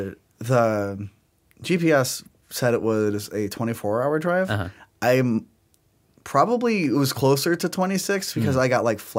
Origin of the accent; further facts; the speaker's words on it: Sugar Grove, Illinois, United States; I think it's easy to say like, oh, I'm like from Chicago because people know where that is.